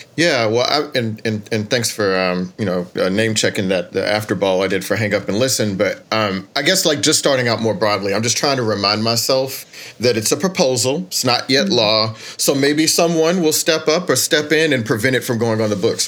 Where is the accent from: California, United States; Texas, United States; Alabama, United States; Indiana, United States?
Texas, United States; when I was growing up in Texas